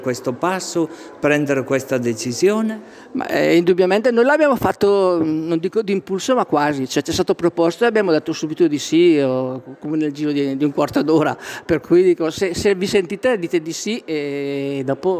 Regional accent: Malerbi, Italy; now in Botticino Sera, Italy; io vengo da Malerbi, sono nata a Malerbi, poi mio papà era veneto, era di Schio in provincia di Vicenza

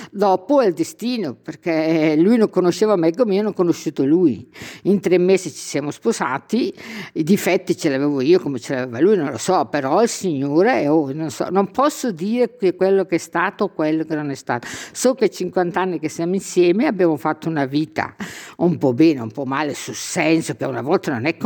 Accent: Marina di Gioiosa Ionica, Calabria, Italy; Io vengo dalla Calabria.

